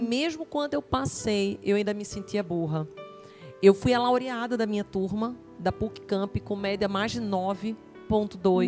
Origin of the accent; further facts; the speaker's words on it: Recife, Pernambuco, Brazil; moved away; also born or lived in Campinas; somos de Recife